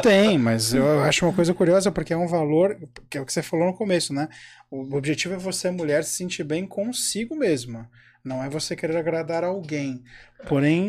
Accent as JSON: {"language": "Portuguese", "region": "São Paulo", "country": "Brazil", "said": "eu sou de São Paulo"}